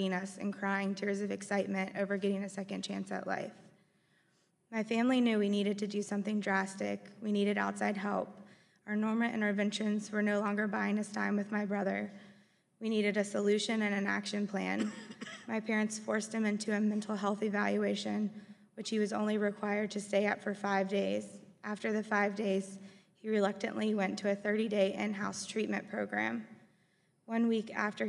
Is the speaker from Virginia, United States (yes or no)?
yes; Forest, Virginia, United States; We grew up in Forest, Virginia, and we had the best childhood.